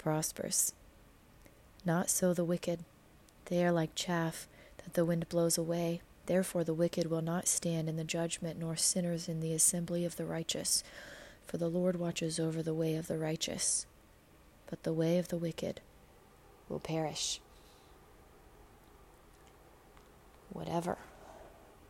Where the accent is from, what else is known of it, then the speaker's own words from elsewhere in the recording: United States; being an American